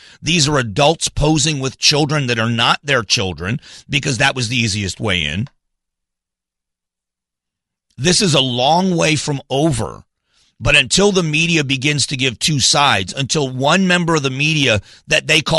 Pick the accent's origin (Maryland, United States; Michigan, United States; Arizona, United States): Arizona, United States; AZ Central, my hometown publication, put out a picture